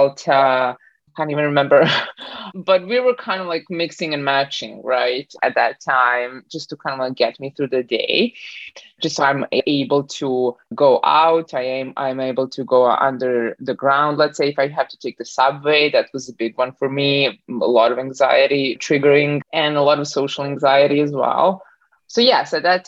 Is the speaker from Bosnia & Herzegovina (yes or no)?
yes; Bosnia & Herzegovina; now in Canada; I was born in Bosnia, kind of like Southern Eastern Europe. And then when the war hit, I moved around a little bit more. And then finally, I landed in Canada 15 years ago